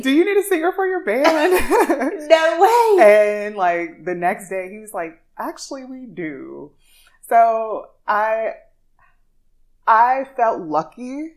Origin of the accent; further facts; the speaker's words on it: Louisiana, United States; now in Dubai, United Arab Emirates; grew up in the church, so I'm singing gospel, classical, a little jazz because I'm from Louisiana